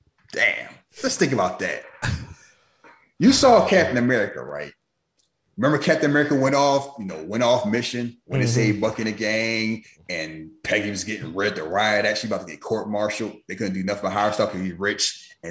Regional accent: the South, United States; I'm from the South. I get that.

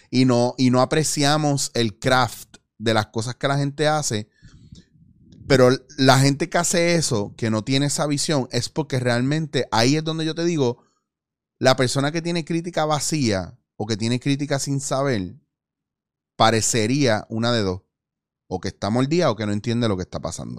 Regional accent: Puerto Rico; como puertorriqueños

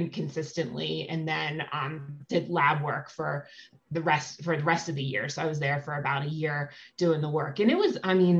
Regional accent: Philadelphia, Pennsylvania, United States; I grew up in Philadelphia

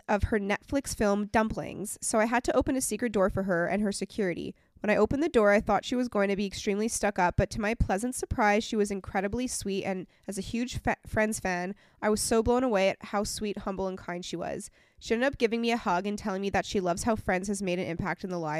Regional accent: California, United States; I grew up in Orange County, California.

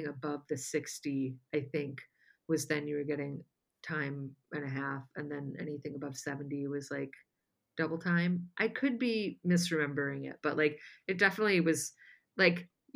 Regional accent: La Porte, Indiana, United States; moved away as an adult; now in Los Angeles, United States; my hometown newspaper

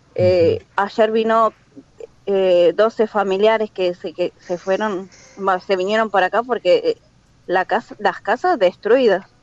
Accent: La Matanza, Buenos Aires Province, Argentina; moved away as an adult; now in Turkey; de Buenos Aires, La Matanza

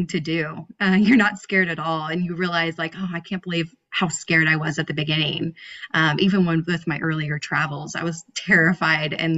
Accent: San Diego, California, United States; I'm from San Diego

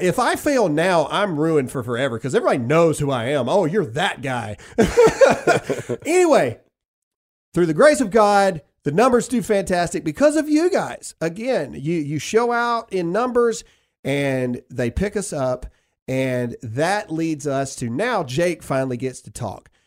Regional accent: the South, United States; We are just people from the South

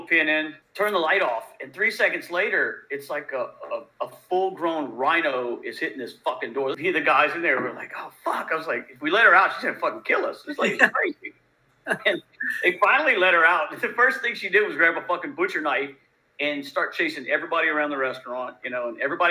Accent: Louisiana, United States; I'm from Louisiana

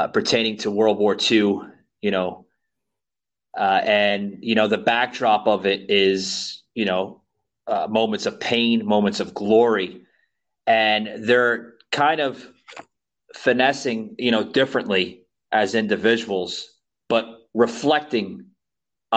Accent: New York City, New York, United States; moved away as an adult; now in Florida, United States; before I moved to the state of Florida, I come from the state of New York. I was born and raised in New York City

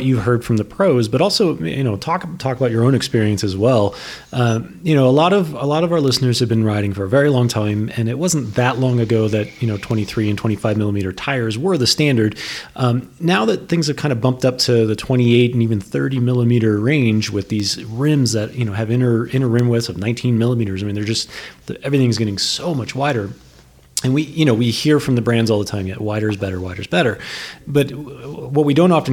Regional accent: New England, United States; I grew up in New England.

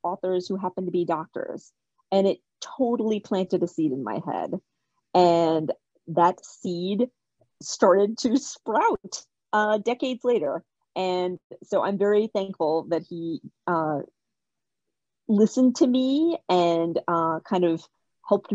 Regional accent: Kentucky, United States; moved away as an adult; also born or lived in India / Boston area; now in Boston, United States; I was born in India. I immigrated to the U.S. as a baby. I grew up in Kentucky, not far from where you are. And then I moved to the Boston area for college, and I've been here ever since.

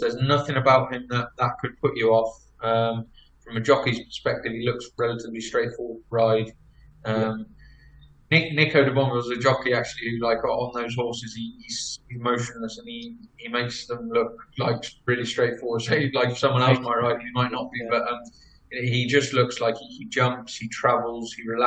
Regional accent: England, United Kingdom; being based in England, being English

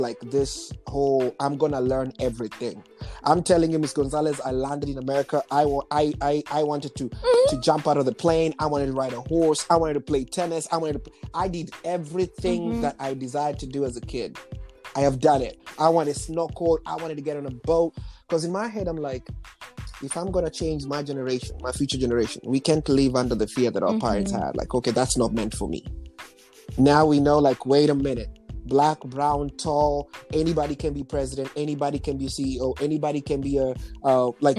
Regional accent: Nairobi, Kenya; moved away; I was born in Nairobi, Kenya

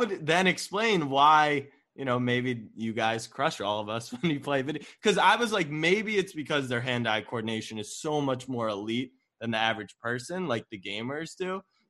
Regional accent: Baltimore, Maryland, United States; So I'm a Ravens fan. I mean, I grew up in Baltimore, and we just call him Hollywood Brown.

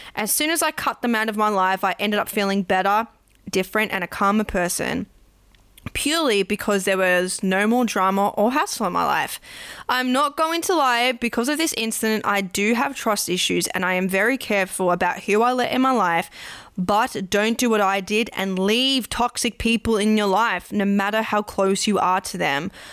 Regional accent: Australia; I'm Australian

